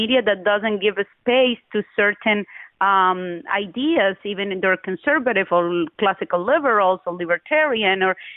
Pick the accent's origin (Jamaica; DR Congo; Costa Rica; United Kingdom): Costa Rica; also born or lived in Cuba; now in United States; I'm Cuban by birth. I tell people I'm Costa Rican by adoption, and I am an American by choice